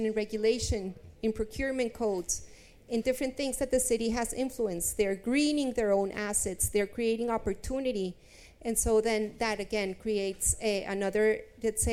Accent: Bogota, Bogotá Capital District, Colombia; now in London, United Kingdom; I'm from Colombia. I'm from Bogota. I'm living in London

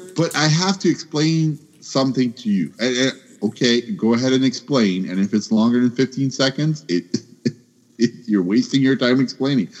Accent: Canada; I'm Canadian

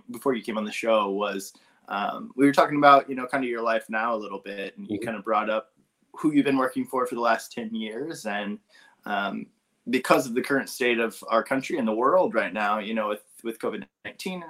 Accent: Sullivan, Indiana, United States; moved away as an adult; also born or lived in Illinois; somebody from Illinois or Indiana, where I've lived and where I kind of grew up

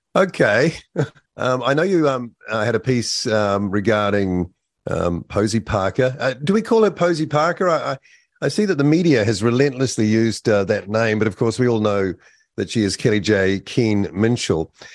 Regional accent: New Zealand; as a New Zealander

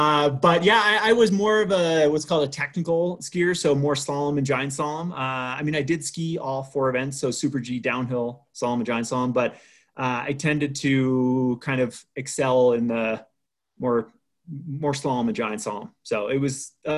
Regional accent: Waitsfield, Vermont, United States; moved away; I grew up in Vermont. I grew up in a ski resort town. Most people don't know Faiston, but some people might know Waitsfield, which is home to Sugarbush Ski Resort and Mad River Glen. That's where I grew up.

